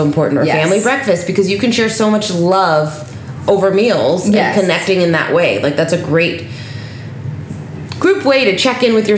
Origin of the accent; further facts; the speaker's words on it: Las Vegas, Nevada, United States; I grew up in Las Vegas